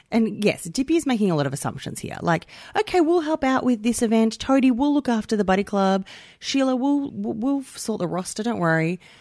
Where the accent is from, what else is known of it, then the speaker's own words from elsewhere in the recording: Melbourne, Victoria, Australia; I'm from St Albans, which is not from there. Like, I lived a lot of my childhood in Saint Albans